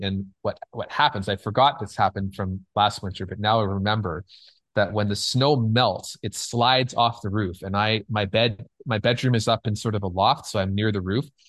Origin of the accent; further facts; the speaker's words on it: Canada; moved away as an adult; now in Los Angeles, United States; I'm Canadian